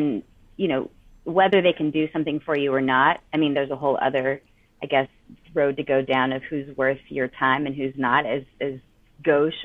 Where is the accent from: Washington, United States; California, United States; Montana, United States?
California, United States; Riverside; I grew up, like you said, I spent my formative years in Riverside, which is a suburb of Los Angeles